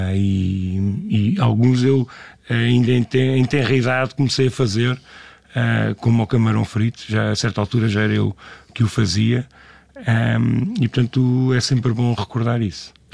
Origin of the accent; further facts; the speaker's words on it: Lisbon, Portugal; eu sou natural do bairro de Alvalade, e, e, mas eh, vivi cá desde criança